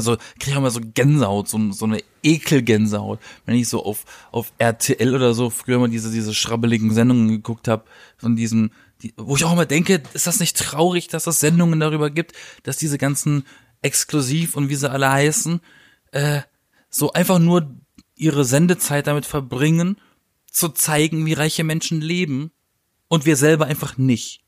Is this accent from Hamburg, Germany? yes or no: no; Baden-Baden, Baden-Württemberg, Germany; ich komme ja aus Baden-Baden